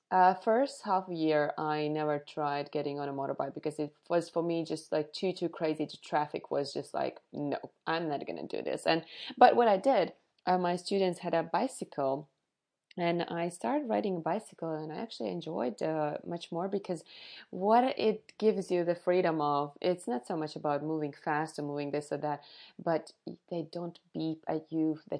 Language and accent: English; Vidzeme, Latvia; my favorite ones are now Ligatne and Cesis, which are really close to my hometown.